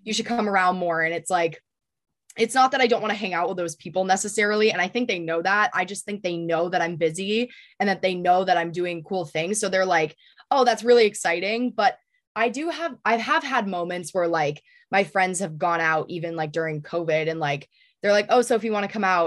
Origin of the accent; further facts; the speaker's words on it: New Hampshire, United States; growing up in New Hampshire